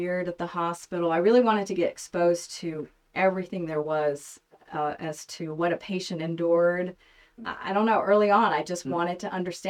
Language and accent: English; Montgomery, Alabama, United States; also born or lived in New York City; now in Bentonville, United States; I'm born and raised in Montgomery, Alabama